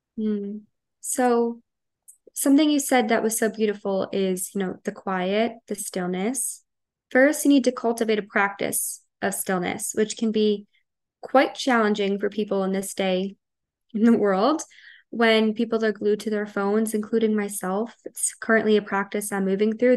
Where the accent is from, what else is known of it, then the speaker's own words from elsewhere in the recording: Long Island, New York, United States; I am from Long Island, New York, born and raised, haven't left.